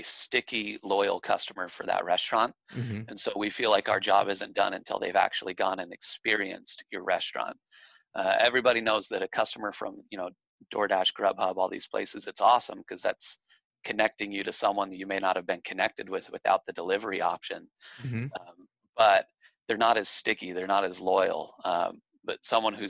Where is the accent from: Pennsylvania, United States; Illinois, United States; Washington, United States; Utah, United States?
Utah, United States; also born or lived in Texas / Colorado; now in Arizona, United States; I actually grew up in Utah.